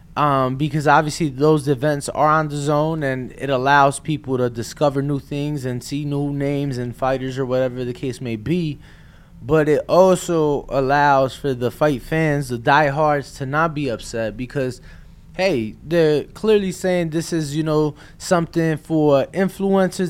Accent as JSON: {"language": "English", "town": "Chicago", "region": "Illinois", "country": "United States", "said": "I'm from Chicago, huge White Sox fan, Southside"}